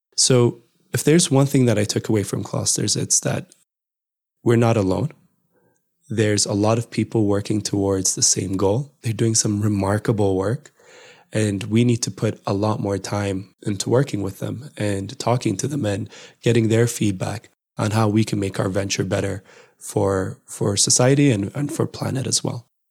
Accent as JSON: {"language": "English", "region": "Addis Ababa", "country": "Ethiopia", "tie": "born or raised there", "also_born_or_lived": "United States", "moved": "as an adult", "said": "my hometown of Addis"}